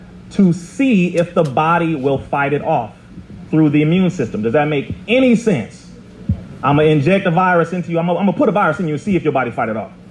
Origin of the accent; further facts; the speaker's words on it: Compton, California, United States; I'm from Compton, California